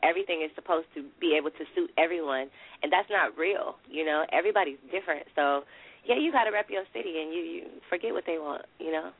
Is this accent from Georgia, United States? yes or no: no; Richmond, California, United States; I'm from Richmond that don't mean I'm like everybody else from Richmond